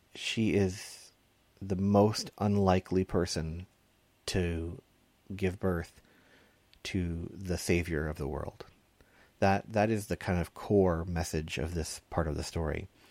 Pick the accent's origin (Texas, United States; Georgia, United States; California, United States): Texas, United States; I grew up in Texas